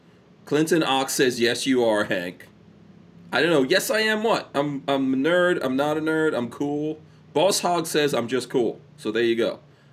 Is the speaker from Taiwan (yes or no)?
no; India; I'm pretty sure I was excluded from that because I'm, you know, I'm Indian.